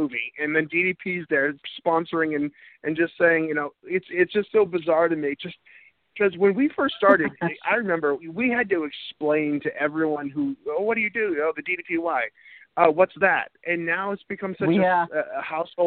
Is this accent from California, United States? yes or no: no; Needham, Massachusetts, United States; my hometown where I grew up in Needham, Mass